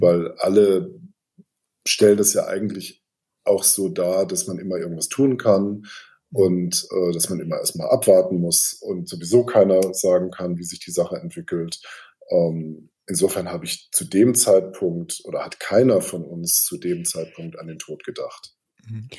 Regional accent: Hamburg, Germany; moved away as an adult; now in Berlin, Germany; ich lebe seit zwölf Jahren in Berlin, aber ich komme aus Hamburg

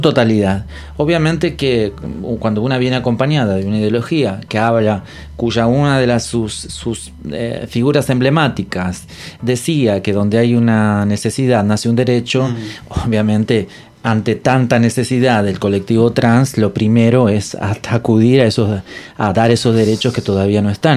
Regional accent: Entre Ríos, Argentina; now in Buenos Aires, Argentina; yo soy de Entre Ríos

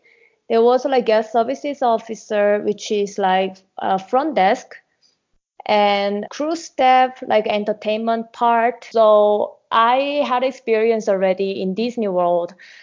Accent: South Korea; moved away as an adult; now in Mexico; I'm from Korea

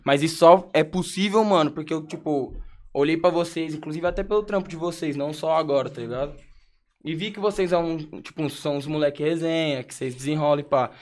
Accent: Brazil; moved away; also born or lived in abroad; como eu sou brasileiro, eu morava na gringa

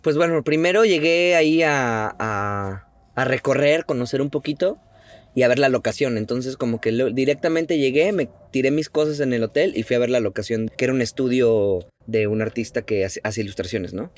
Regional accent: Mexico; como mexicano

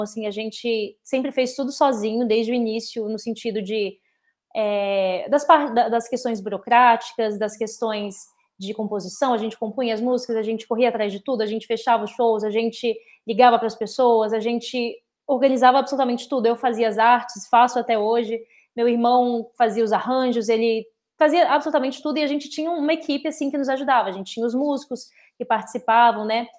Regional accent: Brasília, Federal District, Brazil; also born or lived in United States; principalmente em Brasília, que é de onde eu sou

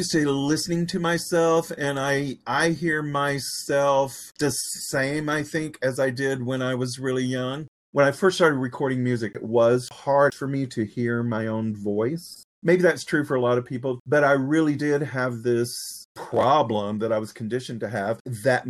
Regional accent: the South, United States; accent: Southern; moved away as an adult; my Southern accent

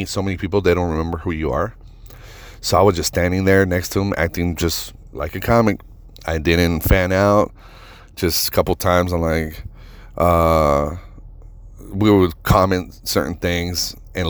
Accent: Las Vegas, Nevada, United States; We're from Vegas.

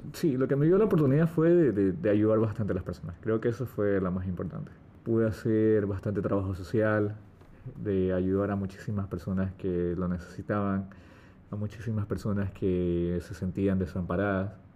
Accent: Ecuador; Nuestro país

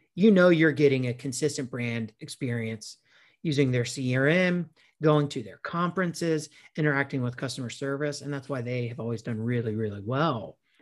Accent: South Carolina, United States; my hometown here in South Carolina

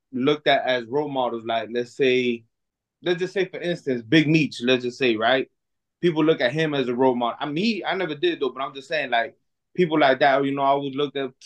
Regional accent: Miami, Florida, United States; I'm from Miami, Florida, born and raised. I've never lived nowhere else but here

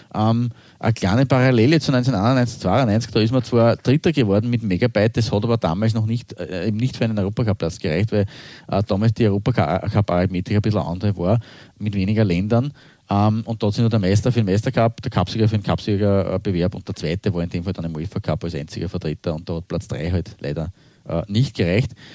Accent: Austria; als Österreicher

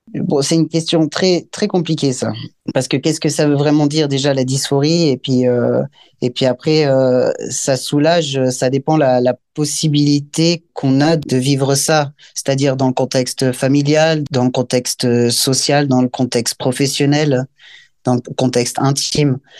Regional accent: Valais, Switzerland; Je viens du Valais, c'est un canton dans le pays suisse.

